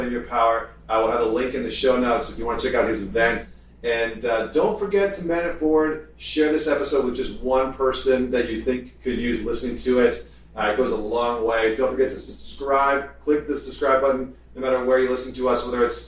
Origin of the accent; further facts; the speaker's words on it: Canada; I'm Canadian